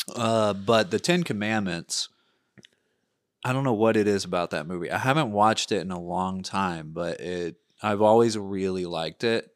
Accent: United States; as a culture, as an American culture

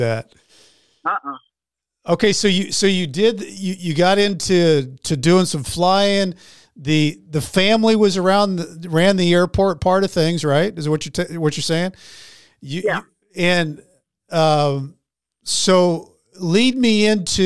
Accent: Springfield, Missouri, United States; that's where I'm from. Springfield, oh, yeah. Springfield, Missouri

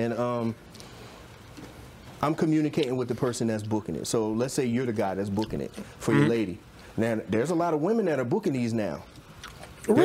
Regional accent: the South, United States; I come from the South.

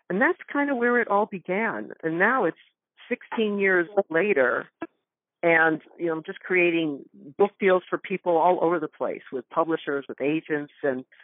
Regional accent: Northwest Connecticut, United States; moved away; I grew up in Connecticut. In fact, I just came back from there two days ago, Northwest Connecticut.

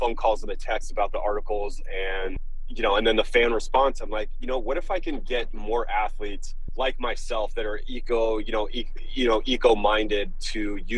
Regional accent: Los Angeles, California, United States; growing up in Southern California, particularly Los Angeles, is part of my being

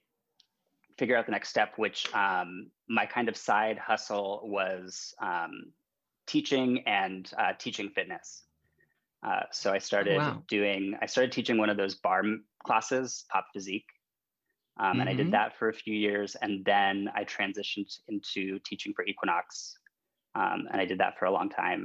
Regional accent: Bay Area, California, United States; moved away; I grew up in outside of San Francisco in the Bay Area of California

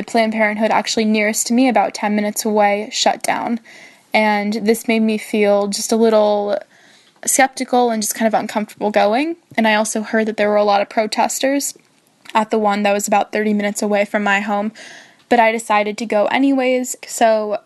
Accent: San Diego, California, United States; moved away; I am from San Diego, California, and I am a junior at Arizona State University.

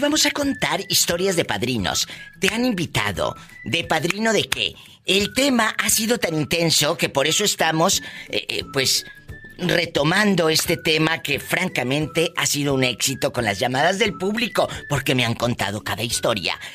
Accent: Matamoros, Tamaulipas, Mexico; de Tamaulipas, mi Matamoros querido, que hay unos bribones que les digo, soy de Matamoros, Tamaulipas

